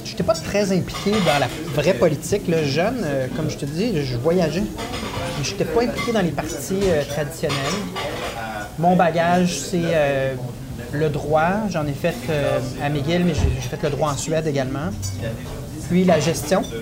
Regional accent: Trois-Rivières, Quebec, Canada; born there; Ben, moi, je suis né à Trois-Rivières, mais dans ma vie, je pense que j'ai eu 25 résidences différentes.

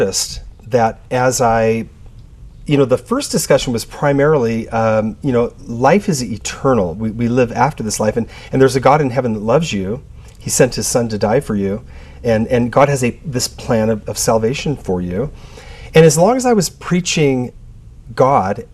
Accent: Southern California, United States; I grew up in Southern California

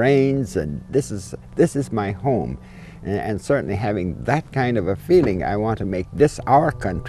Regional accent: Hood River Valley, Oregon, United States; I come from the Hood River Valley, and it's a beautiful place. I was nurtured by the soil. I know what the summer sun is, the summer rains, and this is my home.

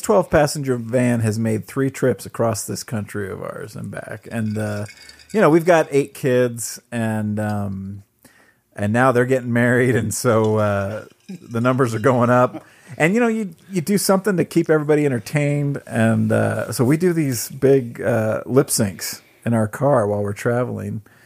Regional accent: Southern California, United States; moved away; growing up in Southern California

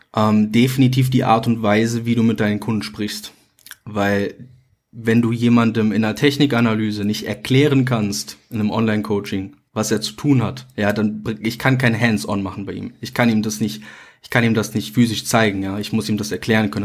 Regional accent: near Mönchengladbach, North Rhine-Westphalia, Germany; ich komme aus NRW, Nähe Mönchengladbach.

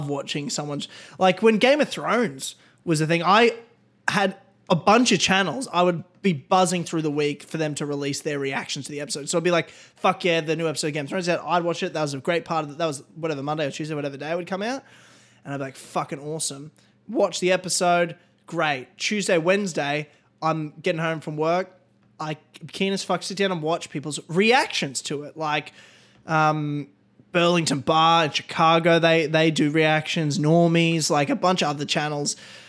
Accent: Australia; but we're Australian, so it's not a big deal.

